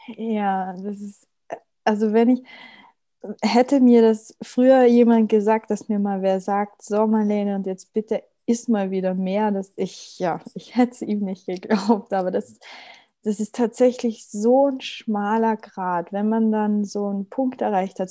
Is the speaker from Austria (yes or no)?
yes; Austria; bei uns in Österreich